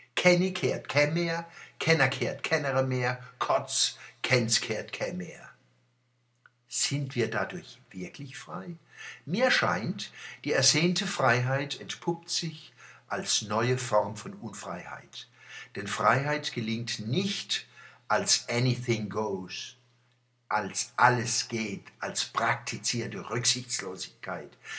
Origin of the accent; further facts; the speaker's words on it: Mannheim, Baden-Württemberg, Germany; accent: Mannheim dialect (Monnemerisch); unserer Monnemer Mutterspruch